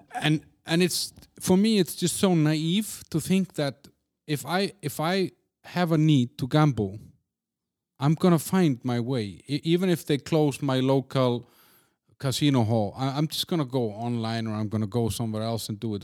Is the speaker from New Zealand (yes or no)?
no; Iceland; moved away; in my home country, in Iceland